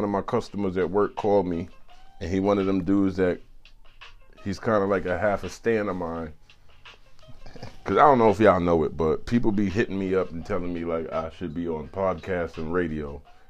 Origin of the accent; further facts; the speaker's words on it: New York City, New York, United States; also born or lived in LeFrak City, Queens; I was born and raised in Rockaway, but I honed my craft on 57th Ave.